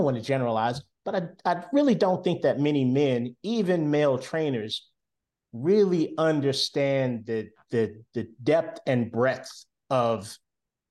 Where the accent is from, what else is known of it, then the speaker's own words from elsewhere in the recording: Winston-Salem, North Carolina, United States; moved away as an adult; now in Charlotte, United States; I'm in Charlotte, North Carolina. My home is Winston-Salem, North Carolina